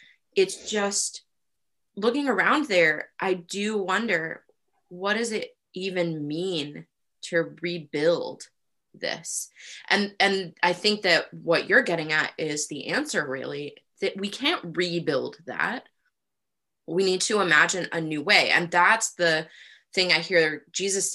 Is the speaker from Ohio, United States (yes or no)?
yes; Rust Belt, Ohio, United States; moved away; also born or lived in Toledo, Ohio / Youngstown, Ohio / Cleveland, Ohio; I grew up in the Rust Belt.